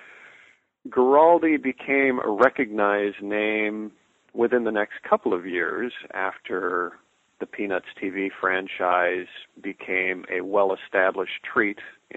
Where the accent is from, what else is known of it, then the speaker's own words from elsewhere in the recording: Southern California, United States; I grew up in Southern California, born in 1955